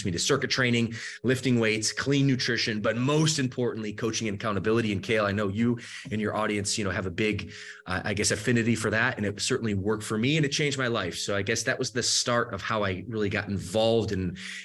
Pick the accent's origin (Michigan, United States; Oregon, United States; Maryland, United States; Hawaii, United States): Michigan, United States; moved away as an adult; also born or lived in Georgia; now in Southern California, United States; I grew up the rest of my later part of my childhood, I should say, in the state of Michigan. So I grew up in the Midwest